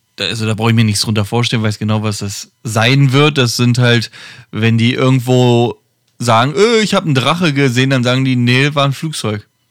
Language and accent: German; Germany; bei uns in Deutschland